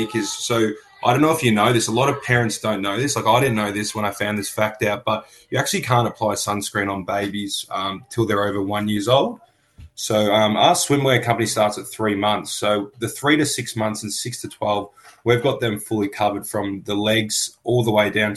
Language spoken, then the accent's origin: English; Melbourne, Victoria, Australia; I was born on Bunurong land in Melbourne, and I currently work on Bunurong land